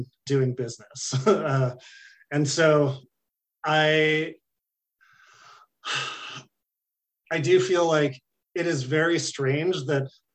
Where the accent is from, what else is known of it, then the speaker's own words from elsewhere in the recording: California, United States; I'm from California